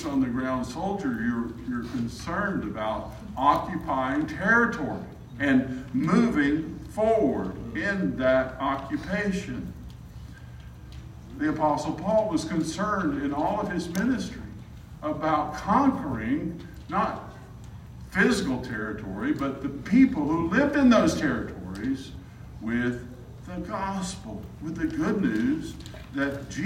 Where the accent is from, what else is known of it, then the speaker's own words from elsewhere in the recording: South Alabama, United States; now in Arkansas, United States; I'm from South Alabama